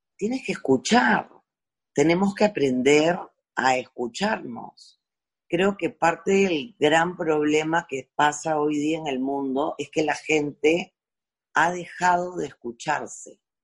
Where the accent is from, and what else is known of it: Peru; born or raised there